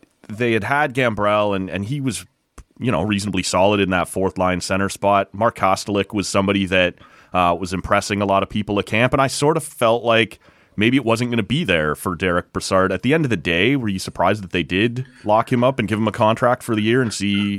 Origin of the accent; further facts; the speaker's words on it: Canada; this is something we do as Canadian hockey fans